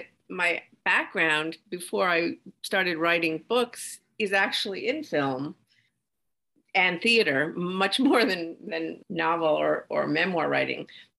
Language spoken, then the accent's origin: English; New York City, New York, United States; I was born in New York, New York City, and lived here most of my life.